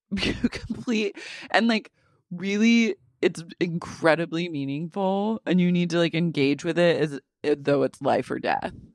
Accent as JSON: {"language": "English", "country": "United States", "said": "my right as an American"}